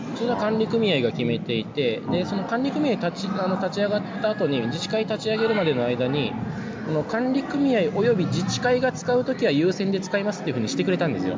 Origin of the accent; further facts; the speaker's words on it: Japan; moved away; also born or lived in Nagoya / Tokyo; 私実はその出身県に今戻ってきてる